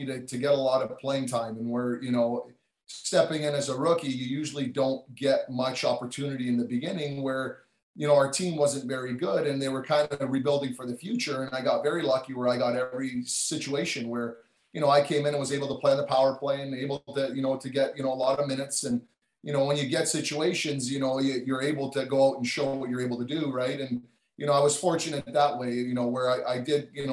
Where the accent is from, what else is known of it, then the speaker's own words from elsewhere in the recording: Toronto, Ontario, Canada; I'm from Toronto